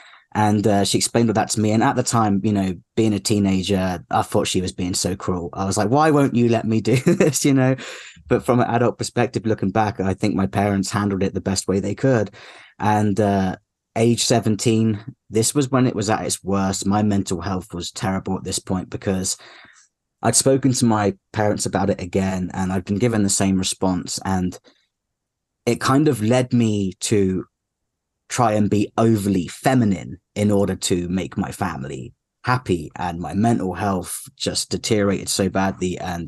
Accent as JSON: {"language": "English", "country": "United Kingdom", "moved": "as an adult", "lives_now": "Arizona, United States", "said": "I'm 31 years old. I'm British, but I live in the US with my wife, who is American."}